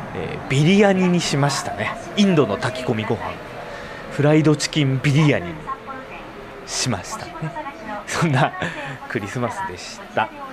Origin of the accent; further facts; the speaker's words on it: Sapporo, Hokkaido, Japan; moved away as an adult; now in Tokyo, Japan; 私生まれも育ちも札幌の